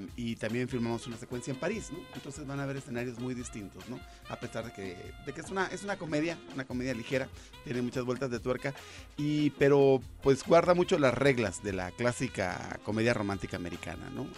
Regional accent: Ensenada, Baja California, Mexico; moved away; yo nací en Ensenada, ¿no? Ah, y hace un buen de años que ya no vivo allá

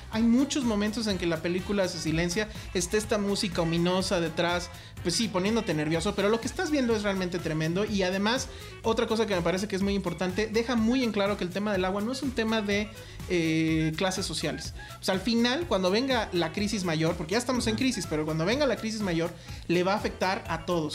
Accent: Mexico; como público mexicano

